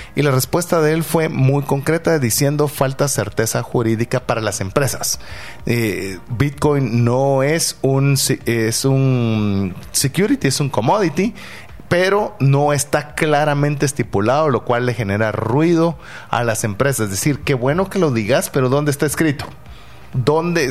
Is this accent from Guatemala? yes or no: yes; Guatemala; siendo un guatemalteco